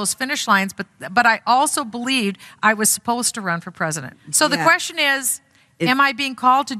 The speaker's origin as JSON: {"language": "English", "region": "Minnesota", "country": "United States", "said": "I'm from Minnesota."}